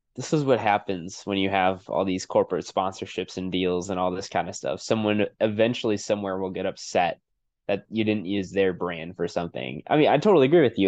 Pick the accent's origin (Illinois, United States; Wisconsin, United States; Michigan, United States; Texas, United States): Wisconsin, United States; moved away; I'm originally from Wisconsin